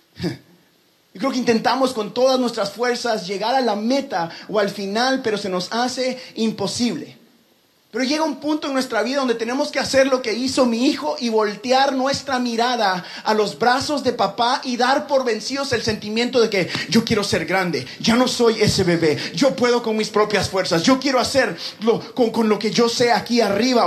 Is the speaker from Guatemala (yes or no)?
yes; Guatemala; moved away; eras guatemalteco